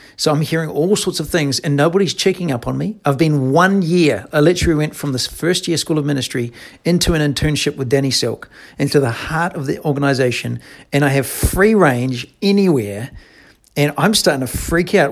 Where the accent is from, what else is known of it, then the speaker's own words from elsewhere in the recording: New Zealand; moved away; I'm from New Zealand